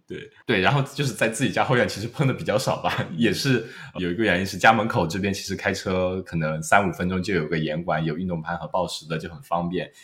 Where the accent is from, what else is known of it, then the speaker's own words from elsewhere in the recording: Wenzhou, Zhejiang, China; now in Australia; 我们温州的穿衣风格一直是走在所谓的时尚前沿的